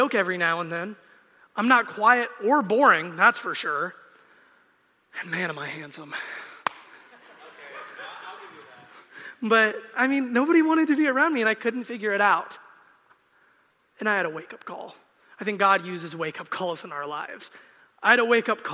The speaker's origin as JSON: {"language": "English", "country": "United States", "said": "I'm a Christian and I'm an American"}